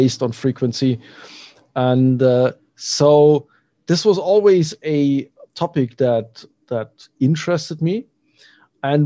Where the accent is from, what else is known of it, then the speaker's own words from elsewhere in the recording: Germany; I'm from Germany